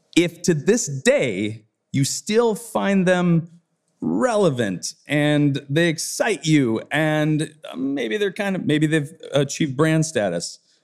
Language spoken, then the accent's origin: English; Detroit, Michigan, United States; the kids I grew up skateboarding with in Detroit, the Detroit area